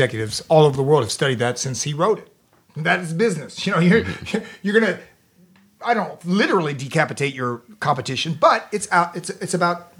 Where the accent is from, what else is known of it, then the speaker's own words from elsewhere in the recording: Florida, United States; accent: Southern; moved away; I'm from the South. I'm from Florida. I got a Southern accent. You know, I got South in my mouth